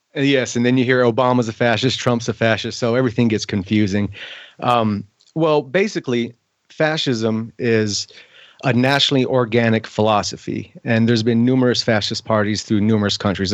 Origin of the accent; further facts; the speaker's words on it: United States; I am as an American